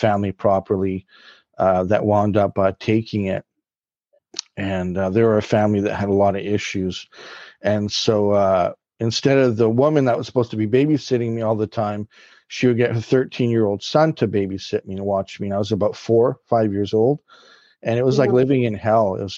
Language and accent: English; Vancouver, British Columbia, Canada; I was born in Vancouver, BC, Canada